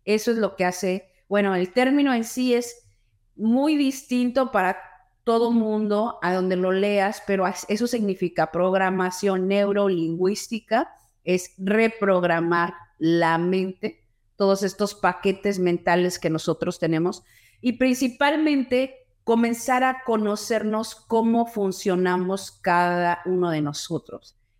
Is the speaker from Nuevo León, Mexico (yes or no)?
no; Mexico City, Mexico; moved away as an adult; also born or lived in Los Angeles, California; now in Houston, United States; nací en Los Ángeles, California, nací, pero siempre me crié en la Ciudad de México, terminé la universidad y la carrera en la Ciudad de México y después me vine a Houston, Texas que es donde yo actualmente vivo